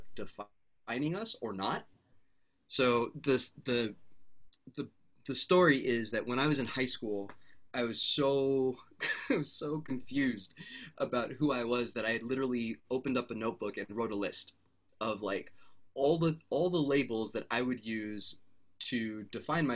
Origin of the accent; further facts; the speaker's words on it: United States; also born or lived in Canada / Beirut, Lebanon; I was raised in the States